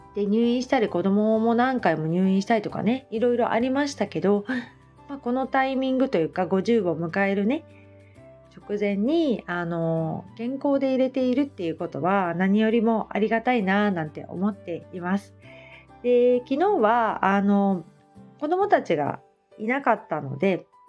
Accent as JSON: {"language": "Japanese", "town": "Hamamatsu", "region": "Shizuoka", "country": "Japan", "also_born_or_lived": "Kita-Kamakura", "moved": "as an adult", "lives_now": "Kamakura, Japan", "said": "浜松から大学2年あの出てきてというか一人暮らしをしてっていうこともあったので"}